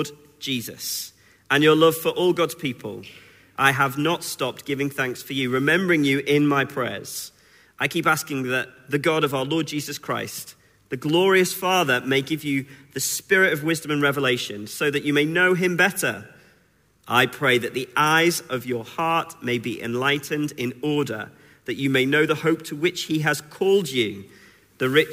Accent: Wigan, North West England, United Kingdom; also born or lived in Sheffield; now in Newcastle, United Kingdom; I'm originally from Wigan

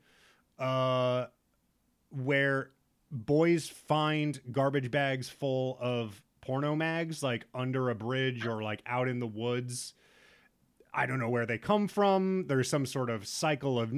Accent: Midwest, United States; I grew up in the Midwest

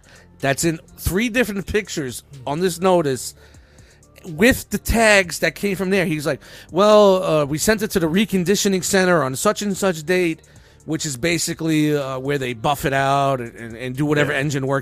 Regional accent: New York City, New York, United States; I wasn't born in Jersey. I was born in Brooklyn

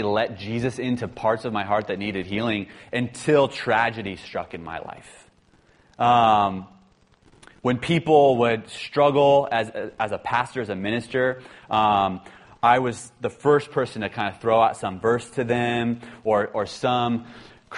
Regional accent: San Francisco, California, United States; I'm from San Francisco.

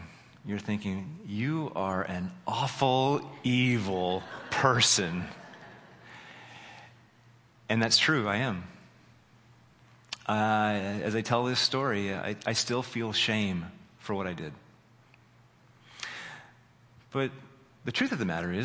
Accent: Humboldt County, California, United States; now in San Jose, United States; I grew up in Humboldt County, so not too far away. But, you know, I eventually moved to San Jose

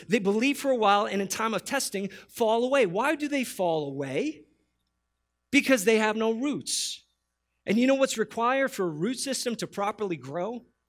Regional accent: New York City, New York, United States; moved away; I, I born and raised in New York City

